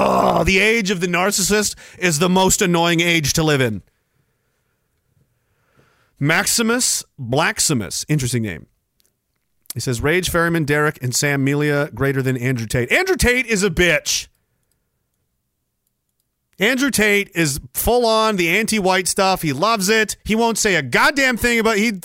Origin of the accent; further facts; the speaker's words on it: Canada; I'm a Canadian and I'm in fucking Canada